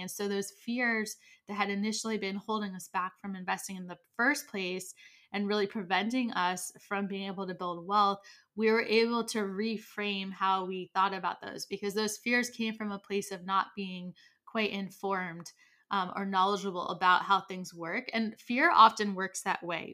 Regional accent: United States; I am American

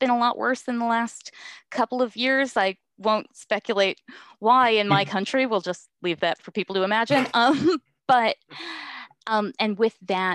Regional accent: East Coast, United States; now in West Coast, United States; I grew up on the East Coast and I'm living on the West Coast right now

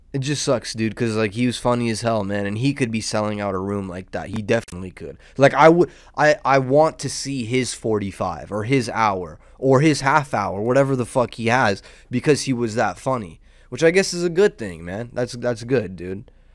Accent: Southern California, United States; I'm a degenerate from Southern California.

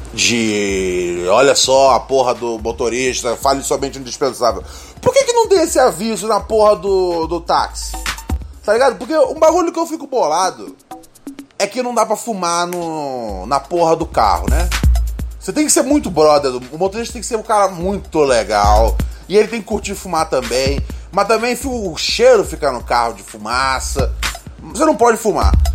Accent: Rio de Janeiro, Brazil; born or raised there

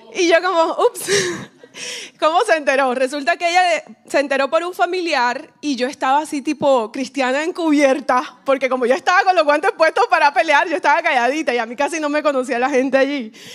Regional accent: Colombia; now in Miami, United States; vivo aquí en Miami, pero soy colombiana

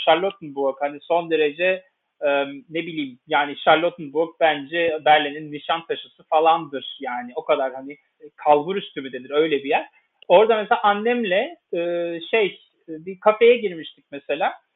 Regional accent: Istanbul, Turkey; first language Turkish; moved away as an adult; now in Bonn, Germany; ben Türkiye'de doğdum büyüdüm, İstanbul'da doğdum büyüdüm

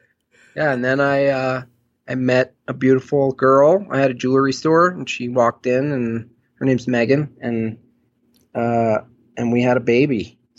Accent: Hunter, New York, United States; also born or lived in California / Los Angeles; now in Colorado, United States; I was born and raised upstate New York in the Catskill Mountains, about an hour below Albany, in a little ski resort town called Hunter. Town of about 2,000 people, one stoplight kind of deal.

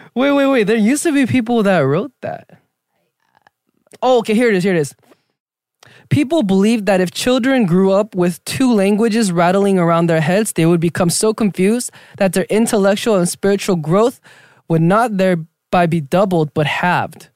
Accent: Southern California, United States; also born or lived in Argentina; all Korean kids in South California, Southern California, they go to church

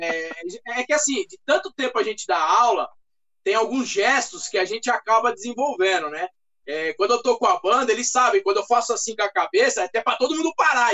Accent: Brazil; tenho um pouquinho de alemão, é, sou brasileiro

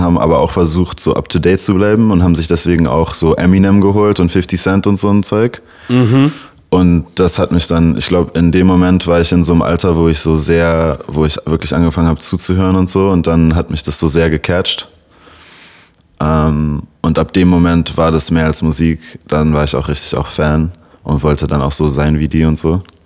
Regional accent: Berlin, Germany; first language English; German is a second language; 96er Jahrgang und gebürtiger Berliner

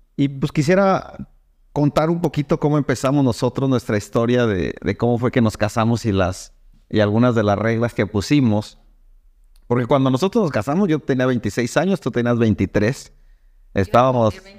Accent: Irapuato, Guanajuato, Mexico; yo soy de Irapuato

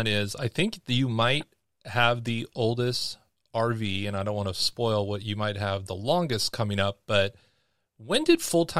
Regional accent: Seattle, Washington, United States; moved away; also born or lived in Bellingham, Washington; I was born in Seattle, and my parents lived in Bellingham, and then we did all the little island hopping kind of stuff over there

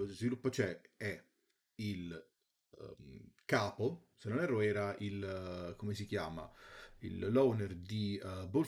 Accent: France; ma io vengo dalla Francia

